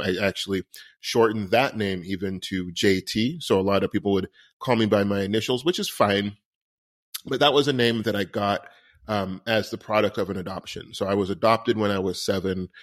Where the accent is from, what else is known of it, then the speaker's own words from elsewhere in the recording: New York City, New York, United States; I was born on Christopher Street in New York City in the seventies